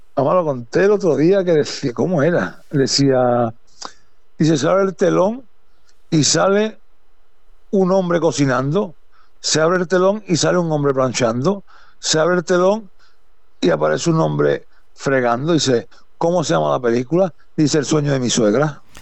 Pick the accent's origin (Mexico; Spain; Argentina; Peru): Spain; Paterna / Cádiz, Andalusia; Toda mi infancia soy en Paterna, lo he vivido todo allí